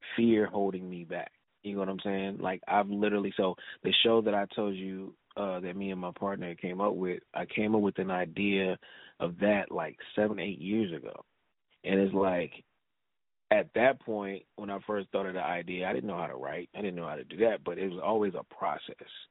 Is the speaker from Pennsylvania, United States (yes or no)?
no; Los Angeles, California, United States; I'm born and raised in South Central Lake, so all my family is here